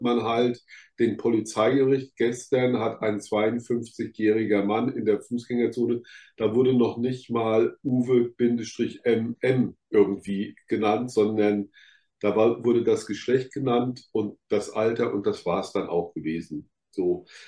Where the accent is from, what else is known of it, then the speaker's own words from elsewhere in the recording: Rhineland-Palatinate, Germany; ich komme aus der Pfalz